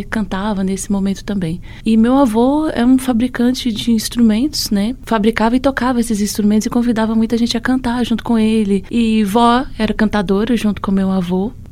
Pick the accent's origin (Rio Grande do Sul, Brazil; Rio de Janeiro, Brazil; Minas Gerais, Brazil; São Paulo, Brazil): Minas Gerais, Brazil; Pitangui; now in Moeda, Brazil; nasci em Pitangui, centro-oeste de Minas.